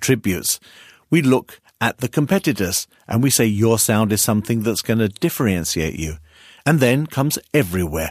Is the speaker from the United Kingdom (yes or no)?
yes; United Kingdom; now in Hamburg, Germany; I'm British